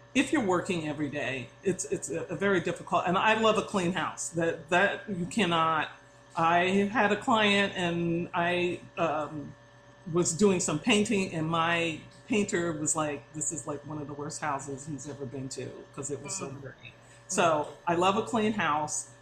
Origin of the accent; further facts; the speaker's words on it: Long Island, New York, United States; moved away as an adult; now in San Diego, United States; I grew up in New York